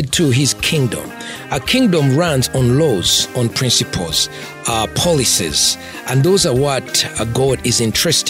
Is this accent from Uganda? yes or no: yes; Masaka, Uganda; moved away as an adult; also born or lived in Kampala, Uganda / New York City, United States / Philadelphia, United States / Las Vegas, United States; I'm from Masaka, you know, deep in the village. I'm raised in, you know, Masaka, Kampala